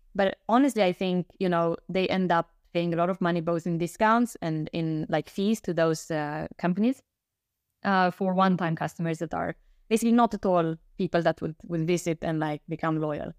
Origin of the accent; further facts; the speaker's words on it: Romania; moved away; I'm originally from Romania